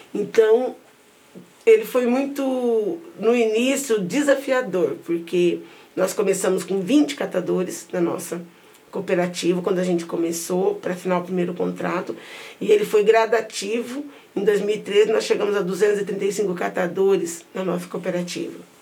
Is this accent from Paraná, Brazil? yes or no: yes; Londrina, Paraná, Brazil; Nasci na Vila Maris, uma das mais antigas das favelas de Londrina, bem próximo do centro.